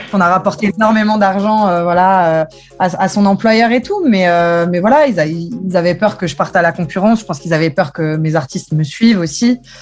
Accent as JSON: {"language": "French", "town": "Metz", "region": "Grand Est", "country": "France", "tie": "born or raised there", "said": "mon père me, traîne dans les stades depuis que je suis petite, donc au stade Saint-Symphorien, parce que je viens de Metz."}